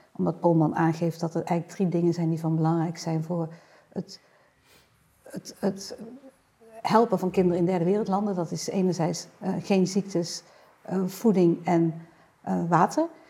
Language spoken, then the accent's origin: Dutch; Netherlands; wij natuurlijk als Nederlander